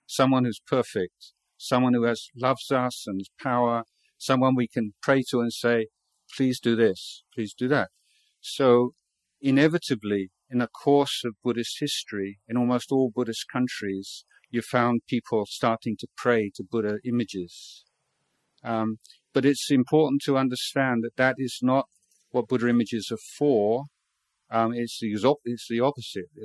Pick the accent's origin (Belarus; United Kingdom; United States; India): United Kingdom; England; moved away as an adult; now in Thailand; I was brought up in England